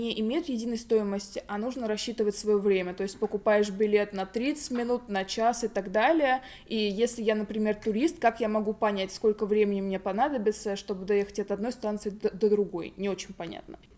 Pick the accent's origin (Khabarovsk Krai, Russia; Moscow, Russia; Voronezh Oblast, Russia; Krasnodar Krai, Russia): Moscow, Russia; Ну и мы все-таки москвичи.